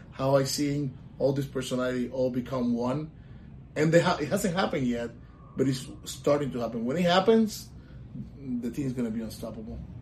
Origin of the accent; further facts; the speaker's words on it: Puerto Rico; moved away as an adult; now in Orlando, United States; I'm, I'm from Puerto Rico. I was born and raised in Puerto Rico. I moved to Orlando when I was 25 years old